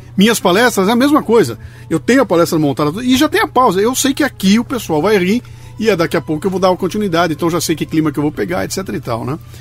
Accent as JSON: {"language": "Portuguese", "town": "Bauru", "region": "São Paulo", "country": "Brazil", "accent": "bauruense", "said": "meu sotaque bauruense"}